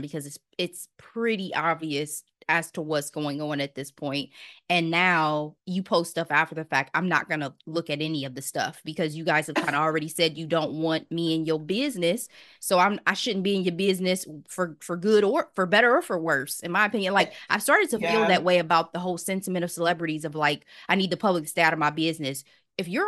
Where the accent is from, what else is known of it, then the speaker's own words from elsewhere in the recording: Dayton, Ohio, United States; Dayton, Ohio, by the way, my hometown